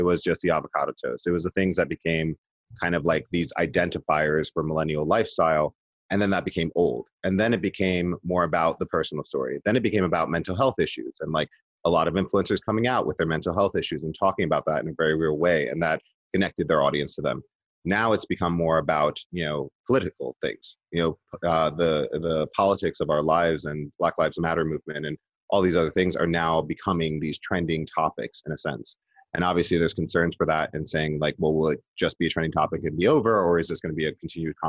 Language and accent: English; New York City, New York, United States; I'm Puerto Rican. I'm from the Bronx.